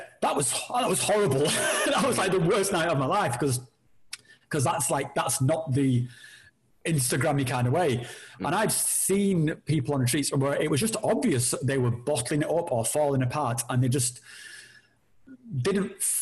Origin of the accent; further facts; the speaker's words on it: United Kingdom; we're all British